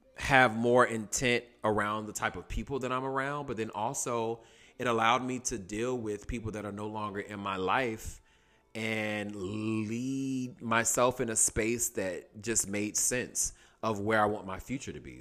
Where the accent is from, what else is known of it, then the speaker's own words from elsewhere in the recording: Durham, North Carolina, United States; also born or lived in New York City / Atlanta, Georgia / Washington, D.C.; now in Los Angeles, United States; I'm originally from Durham, North Carolina, Bull City